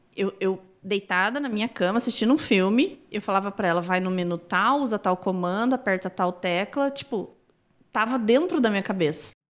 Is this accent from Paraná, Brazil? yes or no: yes; Londrina, Paraná, Brazil; moved away as an adult; also born or lived in Rondônia; Eu nasci numa cidade no interior do Paraná, perto de Londrina. Tinha 3 mil habitantes